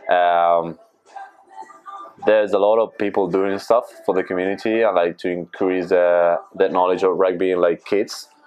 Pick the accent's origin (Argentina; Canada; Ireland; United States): Argentina; Uh, that's my, yeah, my team from Argentina.